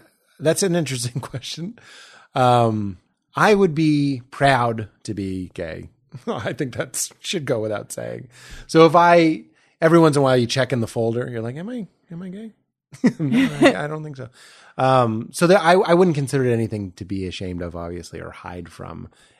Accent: Boston, Massachusetts, United States; I'm from Boston.

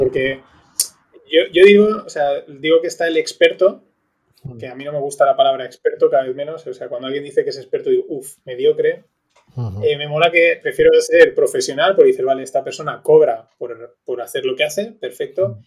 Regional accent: Valencian Community, Spain; donde somos, de Valencia

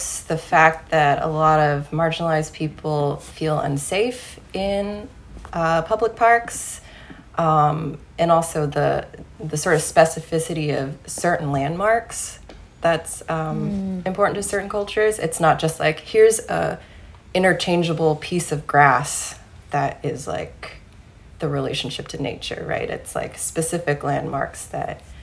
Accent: Deep South, United States; now in California, United States; I grew up in the Deep South

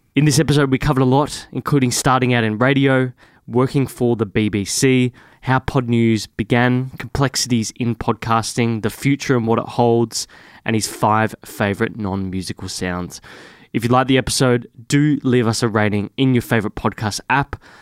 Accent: Victoria, Australia; I grew up in Victoria.

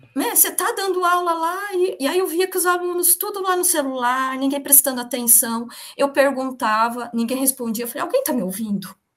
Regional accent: São Bernardo do Campo, São Paulo, Brazil; moved away as an adult; also born or lived in Campinas; A minha família, a gente é de São Bernardo do Campo

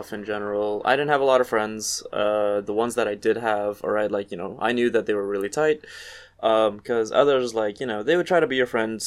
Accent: Trinidad & Tobago; born or raised there; moved away as an adult; now in Toronto, Canada

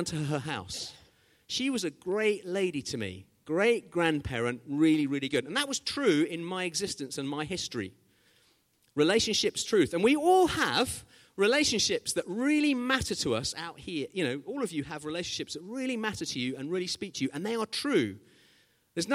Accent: Zimbabwe; When I was growing up in Zimbabwe

